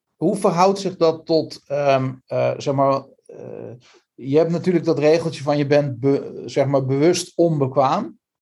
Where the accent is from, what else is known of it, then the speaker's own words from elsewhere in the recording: Netherlands; ons als Hollanders